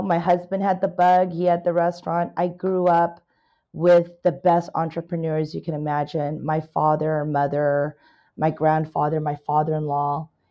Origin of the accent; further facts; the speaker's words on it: California, United States; also born or lived in Canada; I am a Canadian immigrant, Chinese Canadian immigrant, came to America when I was nine years old. Basically, a California girl